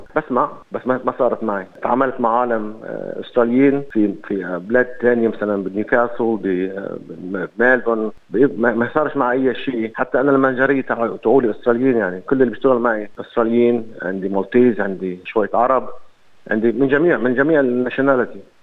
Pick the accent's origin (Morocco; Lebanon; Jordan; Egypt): Lebanon; moved away as an adult; also born or lived in Beirut, Lebanon; now in Sydney, Australia; انا تعودت من لبنان